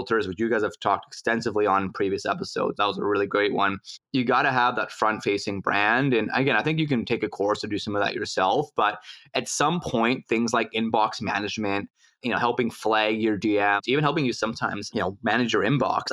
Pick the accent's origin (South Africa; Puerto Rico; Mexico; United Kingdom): Mexico; Mexico City; now in Vancouver, Canada; in Mexico City, my hometown